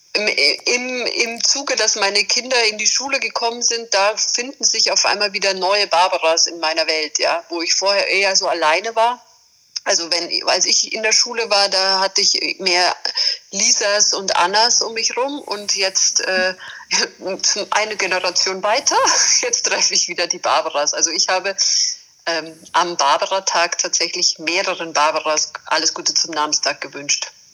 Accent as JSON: {"language": "German", "region": "Bavaria", "country": "Germany", "said": "als Bayerin, bei uns ist jetzt Bergbau nicht so äh, unbedingt an der Tagesordnung, sondern eher die Berge vor der Haustür"}